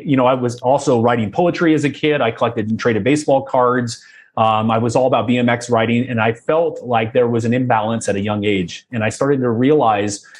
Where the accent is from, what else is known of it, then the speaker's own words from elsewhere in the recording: Southern California, United States; I was born in Southern California, oldest of three boys, and sports was an obsession in my household.